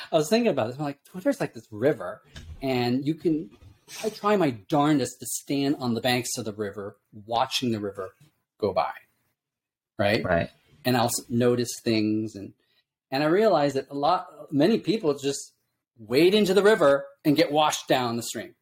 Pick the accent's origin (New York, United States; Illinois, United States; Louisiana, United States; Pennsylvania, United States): Illinois, United States; moved away; also born or lived in California / Japan; I grew up in the Midwest in Illinois